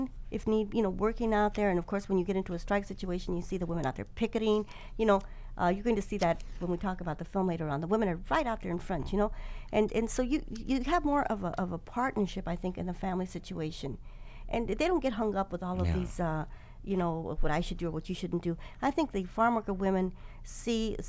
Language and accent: English; Stockton, California, United States; organized that mm-hmm. group of people in Stockton in my hometown